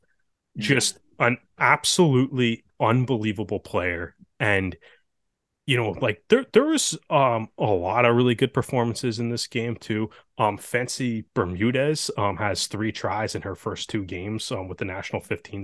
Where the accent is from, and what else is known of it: Canada